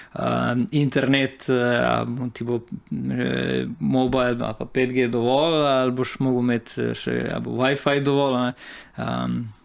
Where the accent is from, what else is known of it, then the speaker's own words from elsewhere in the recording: Slovenia; sem pač začel delati kot uh, eh, slovenc v slovenskem podjetju za tuje naročnike